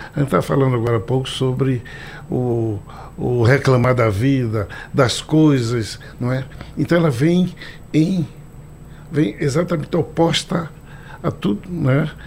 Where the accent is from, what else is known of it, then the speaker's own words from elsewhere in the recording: Recife, Pernambuco, Brazil; Sou pernambucano, recifense, com muito orgulho, é nordestino